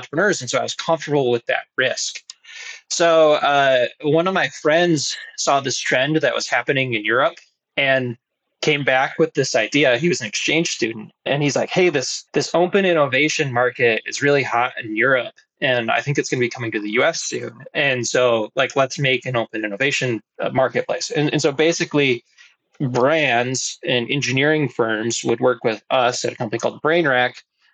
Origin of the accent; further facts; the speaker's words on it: Grosse Pointe, Michigan, United States; I grew up in Grosse Pointe, which is an old money suburb of the Detroit area